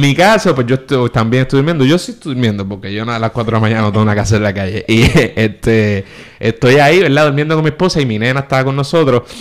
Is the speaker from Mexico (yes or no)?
no; Puerto Rico; nosotros pues una vez tomas un avión y sales de Puerto Rico, para todos los efectos te tratan como americano